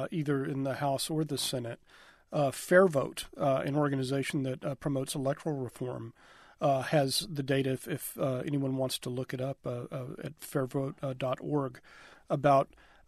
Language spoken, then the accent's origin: English; the South, United States; I'm from the South.